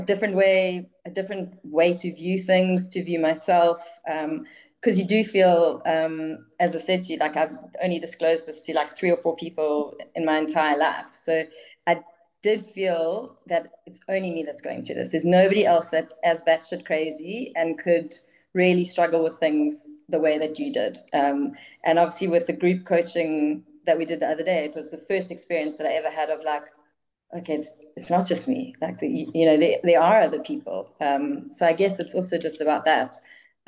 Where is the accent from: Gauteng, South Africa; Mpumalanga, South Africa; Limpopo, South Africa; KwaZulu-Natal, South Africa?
KwaZulu-Natal, South Africa; Durban; I'm from South Africa, from a place in South Africa called Durban